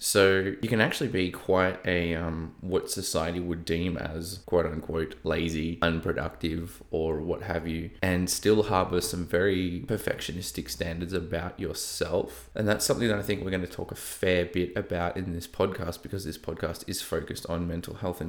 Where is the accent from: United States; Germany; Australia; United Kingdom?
Australia; Melbourne, Victoria; accent: Australian; So I live in Melbourne, in Australia, if you can't tell by my slightly broken accent, or I don't know, maybe, maybe not. I've lived halfway across the East Coast, so I've probably picked up a bit here and there.